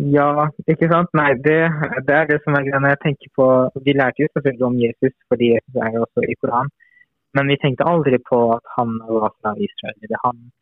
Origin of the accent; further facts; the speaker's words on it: Iran; now in Norway; jeg vokste opp jo i Iran